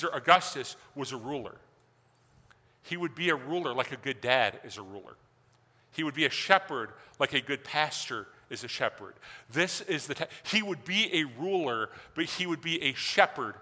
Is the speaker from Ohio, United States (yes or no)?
no; Mason, Michigan, United States; Where I grew up in Mason outside. Now it's kind of this middle class, nice little town. When I grew up there, it was like, can anything good come out of Mason? Right? Mason, Michigan, it's hicks, it's farmers